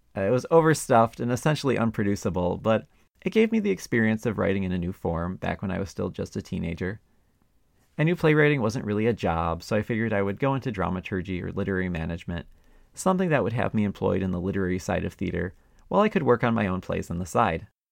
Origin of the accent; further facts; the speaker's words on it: Milwaukee, Wisconsin, United States; Milwaukee, my hometown that I had moved back